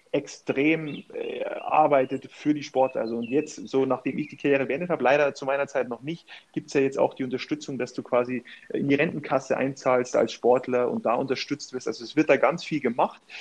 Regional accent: Vilshofen an der Donau, Bavaria, Germany; moved away; in meiner Heimatstadt da in Vilshofen trainiert habe

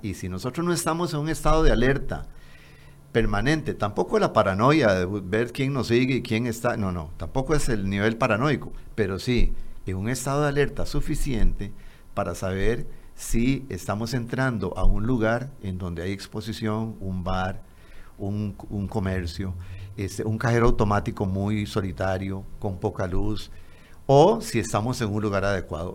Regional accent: Costa Rica; me incluyo como costarricense

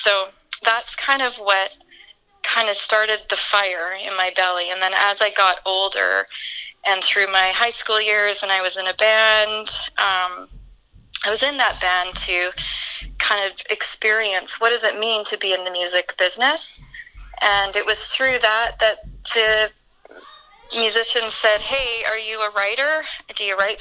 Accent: Williams Lake, British Columbia, Canada; I was raised in the Chilcotin in a rural community, and then Williams Lake was where I graduated from and started my young adult life.

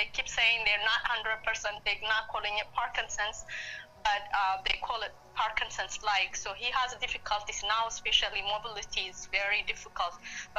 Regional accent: Ethiopia; also born or lived in Eritrea; I'm from Eritrea. I was born in Ethiopia.

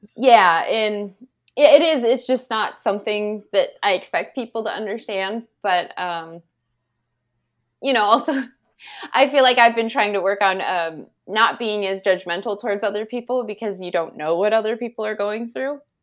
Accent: Indiana, United States; I'm originally from Cowes, Indiana. Um, and that's where I know Joey from, when we went to school together.

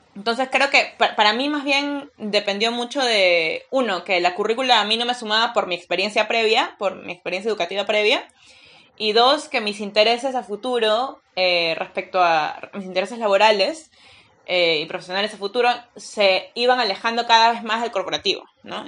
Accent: Peru; soy peruana

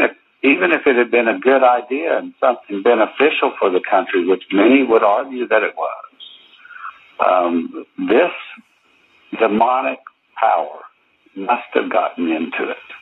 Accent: Oklahoma, United States; I'm from Oklahoma.

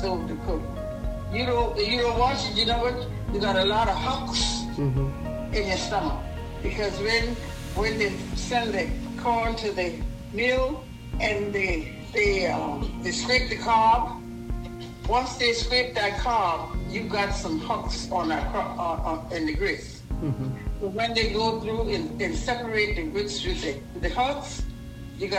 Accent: Edisto Island, South Carolina, United States; growing up on Edisto as a young girl.

